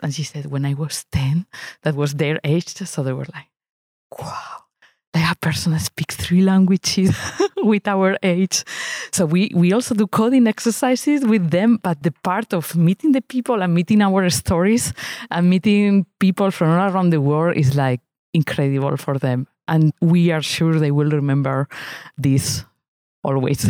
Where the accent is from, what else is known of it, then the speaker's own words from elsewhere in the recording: Spain; now in Lausanne, Switzerland; I live in Lausanne, Switzerland, but I grew up in Spain